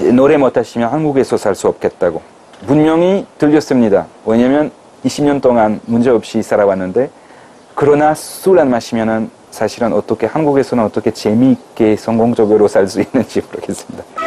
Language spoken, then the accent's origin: Korean; France; Korean is a second language; moved away as an adult; now in South Korea; 프랑스 사람으로서는